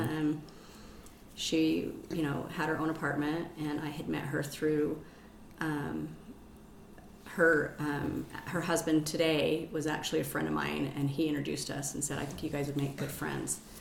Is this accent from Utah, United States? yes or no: yes; Salt Lake City, Utah, United States; I'm born and raised here, Salt Lake City, um, 50 years. I okay. grew up in um, Madna, West Valley, Kearns.